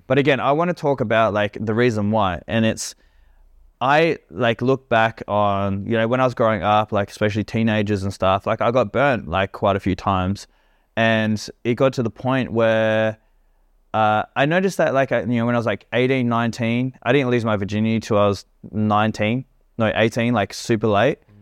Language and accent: English; Australia; also born or lived in Perth; now in Bali, Indonesia; I'm an Australian